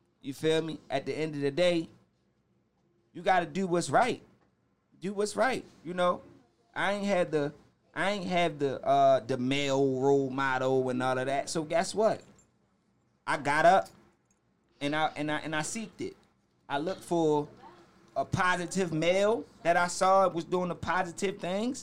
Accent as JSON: {"language": "English", "town": "Baltimore", "region": "Maryland", "country": "United States", "said": "I'm from Park Heights Avenue. I'm from Park Heights and Oakley, to be exact."}